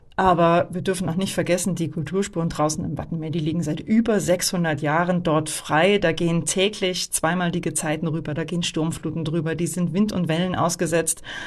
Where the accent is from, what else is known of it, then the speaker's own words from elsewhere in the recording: Northern Germany, Germany; moved away; ich komme eigentlich auch aus Norddeutschland